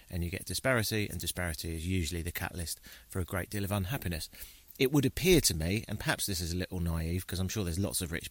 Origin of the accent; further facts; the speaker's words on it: United Kingdom; I'm from Britain, so everything's the woods to me. But yeah, you don't see a lot of toucans in Britain or howler monkeys